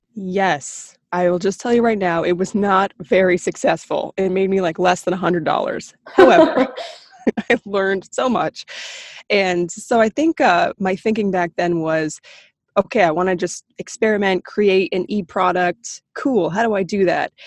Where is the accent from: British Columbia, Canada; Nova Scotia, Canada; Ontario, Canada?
Ontario, Canada; Beaverton; also born or lived in Toronto; I was born in Toronto, but grew up in a small town called Beaverton